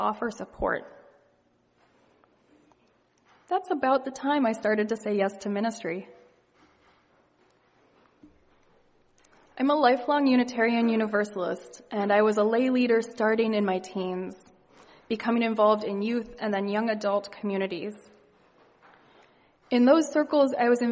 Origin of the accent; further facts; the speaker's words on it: Ohio, United States; moved away as an adult; now in Boston, United States; I was raised in Ohio, and I moved to Boston for college about almost 20 years ago